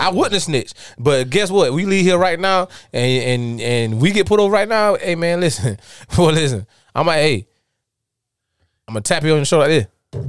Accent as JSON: {"language": "English", "town": "Darlington", "region": "South Carolina", "country": "United States", "said": "I'm from Darlington, South Carolina."}